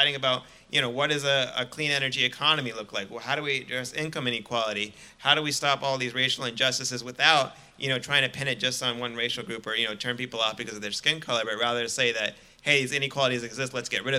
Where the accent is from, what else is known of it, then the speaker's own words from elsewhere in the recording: United States; I was born and raised in America